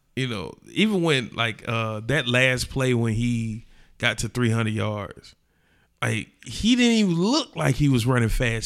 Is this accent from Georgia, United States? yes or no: yes; Atlanta, Georgia, United States; We come from Atlanta.